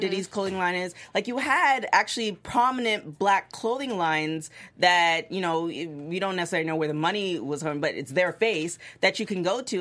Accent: Toronto, Ontario, Canada; moved away; I'm originally from Toronto

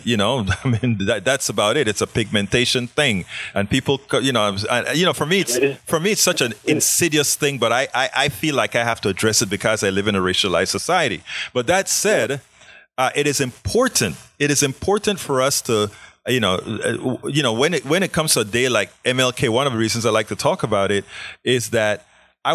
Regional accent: Panama; also born or lived in Southern United States; now in Houston, United States; I'm from Panama. I moved to the South

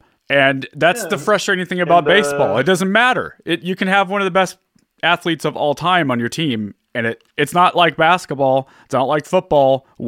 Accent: Orange County, California, United States; also born or lived in Newport Beach / San Juan Capistrano / Costa Mesa; now in Portland, United States; I am also originally from Orange County. I was born in Hogue Hospital out in Newport Beach.

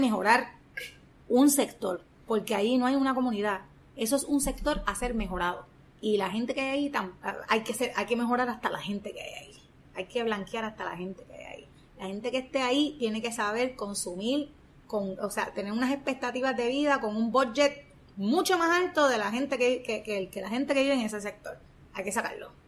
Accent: Ponce, Puerto Rico; mi pueblo de Ponce

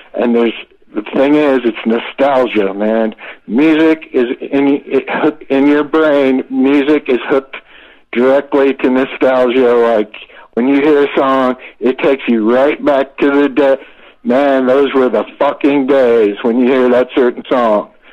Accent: Florida, United States; moved away; I was a kid from Florida

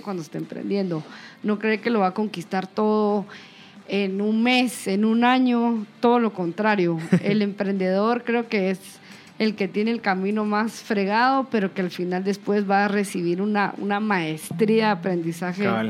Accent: Guatemala

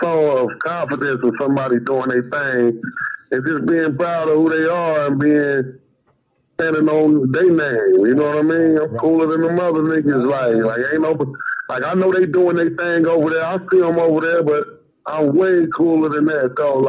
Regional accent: Midwest, United States; And I'm from the Midwest, so I listen to everything.

